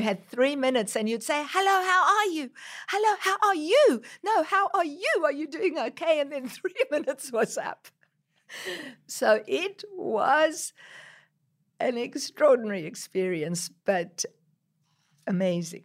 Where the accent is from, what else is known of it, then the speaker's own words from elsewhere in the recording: South Africa; also born or lived in Israel; now in Australia; growing up in South Africa where people were discriminated against just because of the color of their skin and then coming to Israel